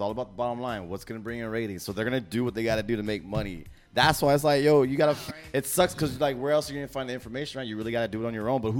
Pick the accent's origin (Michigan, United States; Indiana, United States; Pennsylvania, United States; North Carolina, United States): Pennsylvania, United States; Philadelphia; we're from Philly, you know, from Pennsylvania.